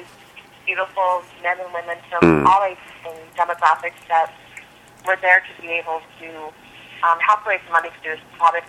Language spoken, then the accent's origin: English; Des Moines, Iowa, United States; also born or lived in New York / San Francisco / Los Angeles; I'm originally from Des Moines, Iowa, believe it or not, but I did live in New York and San Francisco and L.A., and I've traveled all over the world